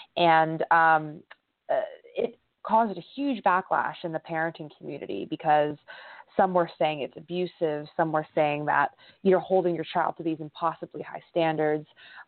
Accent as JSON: {"language": "English", "town": "San Francisco", "region": "California", "country": "United States", "tie": "born or raised there", "said": "I grew up in a predominantly Asian American community, so a lot of those Confucian values and traditions were a huge prese"}